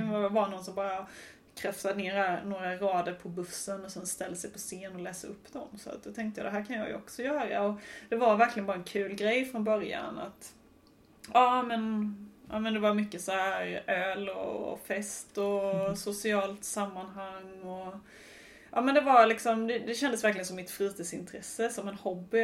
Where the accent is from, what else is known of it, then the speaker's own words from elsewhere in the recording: Sweden; moved away as an adult; also born or lived in England; jag var svensk